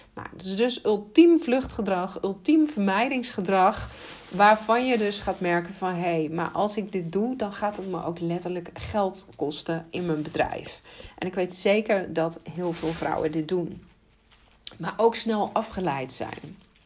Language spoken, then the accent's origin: Dutch; Netherlands; als Nederlanders